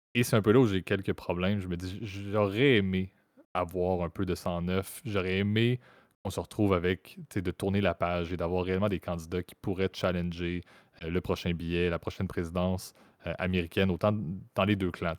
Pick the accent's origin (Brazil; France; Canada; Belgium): Canada; en tant que Canadien que je suis